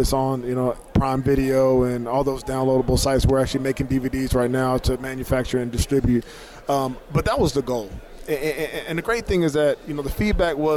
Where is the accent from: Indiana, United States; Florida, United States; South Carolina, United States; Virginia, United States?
Virginia, United States; Norfolk; I grew up in Norfolk, Virginia